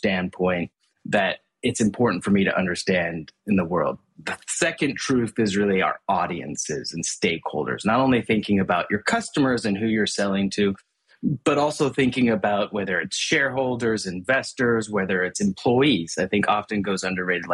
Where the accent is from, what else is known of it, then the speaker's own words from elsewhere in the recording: Hong Kong; also born or lived in Asia; I was actually born and raised in Hong Kong and grew up in Asia all my life